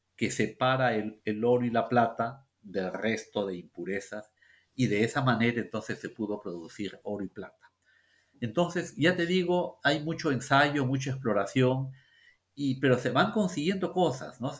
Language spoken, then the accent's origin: Spanish; Peru; los peruanos